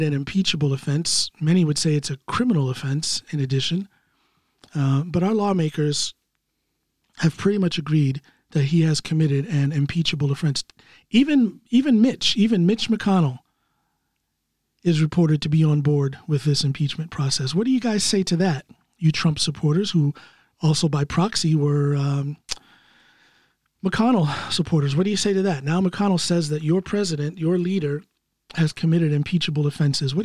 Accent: United States; I'm an American citizen

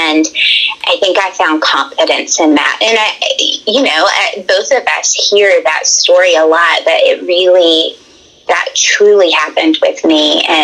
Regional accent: Tennessee, United States; also born or lived in Alabama; born and raised in Tennessee. I lived part of my time in Alabama with my dad growing up.

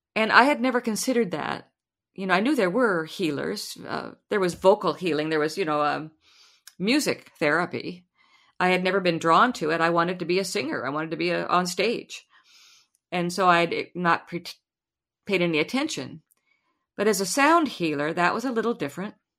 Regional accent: Lincoln, Nebraska, United States; I was born and raised in Lincoln, Nebraska

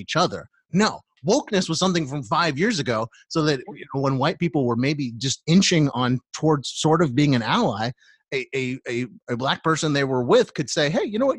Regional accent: United States; as American people

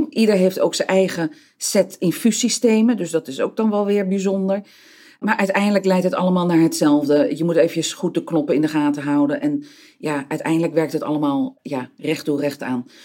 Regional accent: Peru; moved away; Ik kom van origine uit Zuid-Amerika. Ik ben geboren eh, in Peru, eh, deels op, opgetogen.

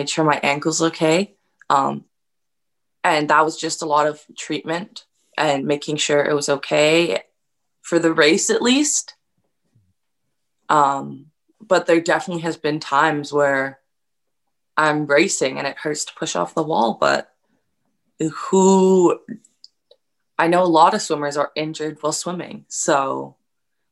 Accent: Campbell River, British Columbia, Canada; moved away; also born or lived in Minnesota; I joined summer club in my hometown of Campbell River when I was very young

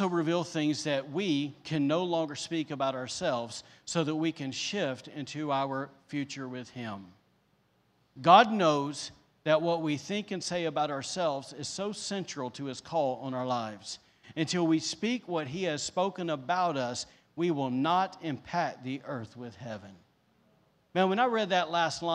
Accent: the South, United States; now in Rockport, Maine, United States; I'm from the South

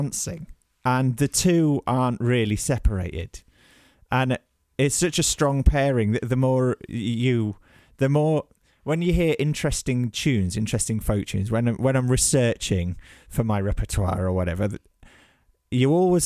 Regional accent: Birmingham, West Midlands, United Kingdom; now in Newcastle, United Kingdom; I was brought up in Birmingham

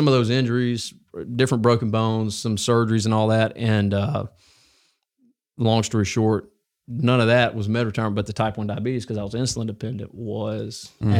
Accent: Alabama, United States; I went to Mortimer Jordan, so I grew up here in North Jefferson.

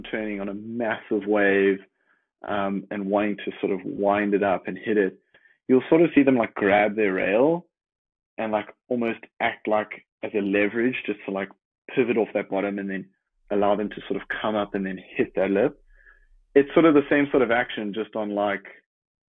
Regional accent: Jeffreys Bay, Eastern Cape, South Africa; growing up in Jeffreys Bay

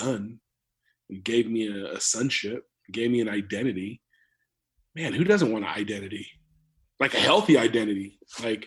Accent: California, United States; moved away as an adult; also born or lived in Chelan, Washington; now in Tri-Cities, United States; being a California kid growing up in California

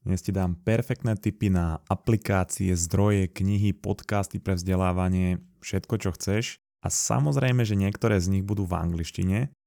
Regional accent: Slovakia; sme Slováci

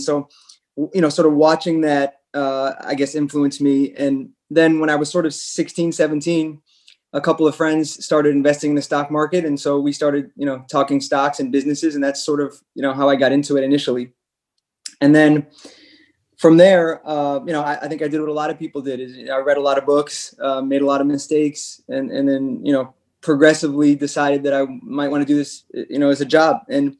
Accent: France; also born or lived in Chicago; So I guess my parents are both American. I was born in Chicago and we moved to France when I was six.

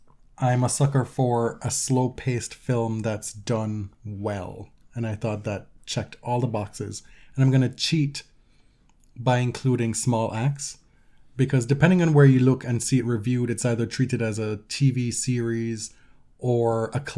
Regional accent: Jamaica; And I'm the Jamaican here.

